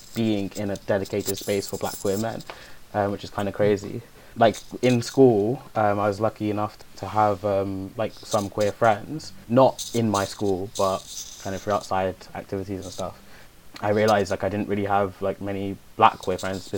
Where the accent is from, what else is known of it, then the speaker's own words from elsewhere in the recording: London, United Kingdom; I grew up in Hackney.